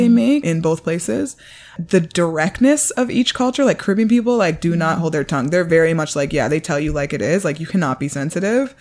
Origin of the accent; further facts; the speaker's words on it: Toronto, Ontario, Canada; also born or lived in Washington, D.C. (Howard University); I grew up in High Park Junction area of Toronto